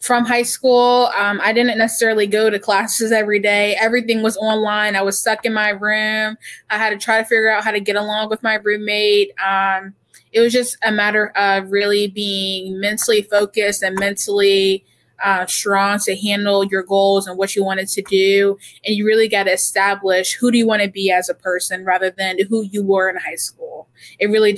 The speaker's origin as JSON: {"language": "English", "town": "Chesapeake", "region": "Virginia", "country": "United States", "tie": "born or raised there", "said": "growing up in Chesapeake, Virginia"}